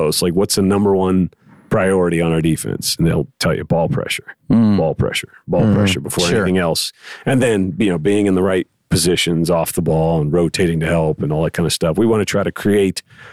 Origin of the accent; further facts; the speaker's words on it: Pittsburgh, Pennsylvania, United States; now in Borger, United States; I grew up in Pittsburgh, Pennsylvania. It's a blue collar town